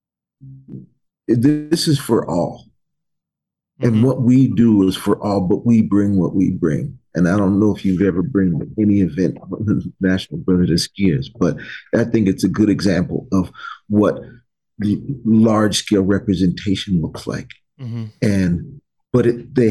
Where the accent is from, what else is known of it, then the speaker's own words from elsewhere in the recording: United States; I grew up here in the United States.